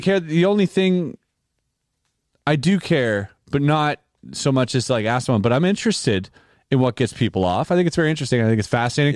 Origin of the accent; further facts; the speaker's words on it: Canada; we're Canadian